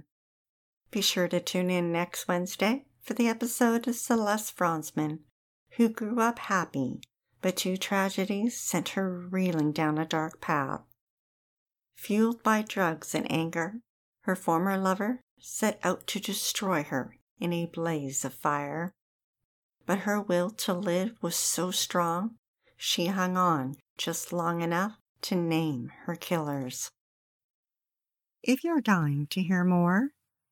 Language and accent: English; Okanagan, British Columbia, Canada; Growing up in the Okanagan, we spent many summers driving the highway between it and the lower mainland.